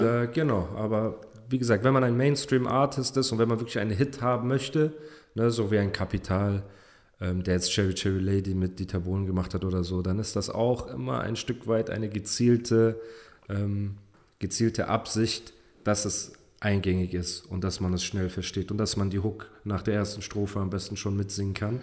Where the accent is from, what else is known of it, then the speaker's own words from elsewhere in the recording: Germany; first language German; dass ich hier geboren bin und mit der deutschen Sprache aufgewachsen bin